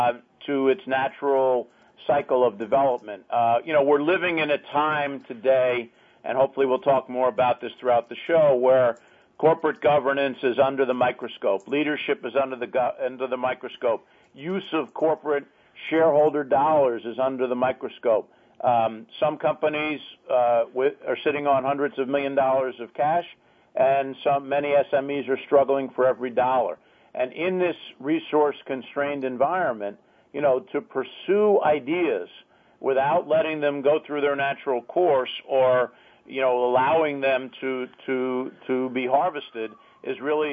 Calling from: Washington, District of Columbia, United States; Washington, D.C., our nation's capital.

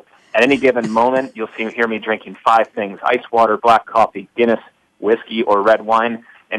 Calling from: New York City, New York, United States; I'm calling from New York City

